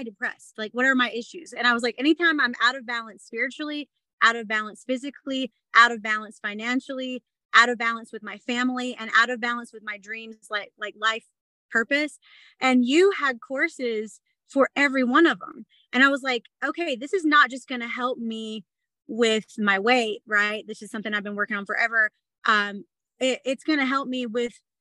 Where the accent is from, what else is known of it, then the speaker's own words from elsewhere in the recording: the South, United States; now in Utah, United States; I'm from the South